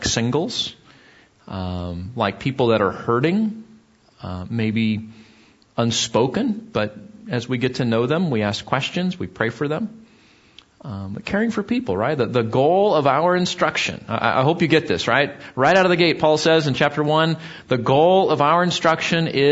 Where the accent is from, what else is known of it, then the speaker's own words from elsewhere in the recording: Southern California, United States; where I grew up in Southern California